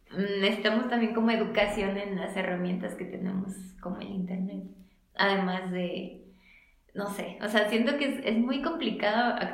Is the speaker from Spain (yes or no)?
no; Mexico